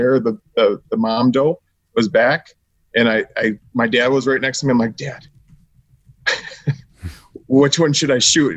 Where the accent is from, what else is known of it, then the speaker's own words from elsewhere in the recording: Campbellsport, Wisconsin, United States; from a little town called Campbellsport, Wisconsin